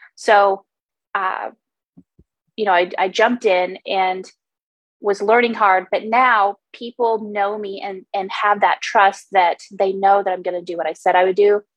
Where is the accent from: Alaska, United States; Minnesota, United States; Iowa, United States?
Alaska, United States; Homer; Homer is my hometown. I grew up here